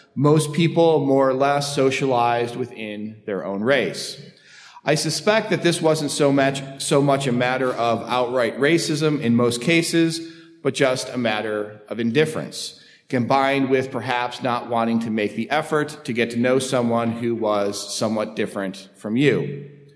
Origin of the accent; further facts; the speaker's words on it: United States; also born or lived in London; growing up in the United States